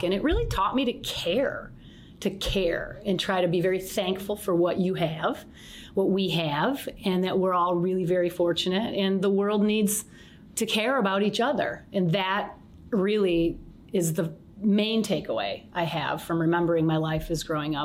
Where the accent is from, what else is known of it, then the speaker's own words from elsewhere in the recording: St. Johns, Michigan, United States; also born or lived in Detroit, Michigan; I was born down here, and I grew up here in a little town called St. John's, Michigan